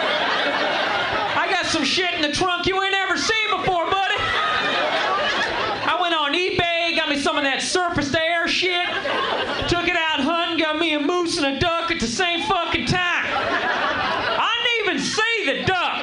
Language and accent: English; Boston, Massachusetts, United States; now in New York, United States; I'm actually from Massachusetts